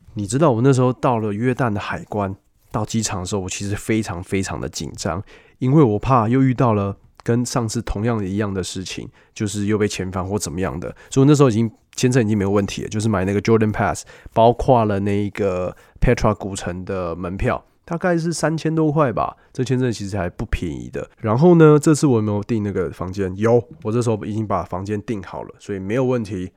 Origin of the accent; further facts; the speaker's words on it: Taiwan; 我是从台湾来的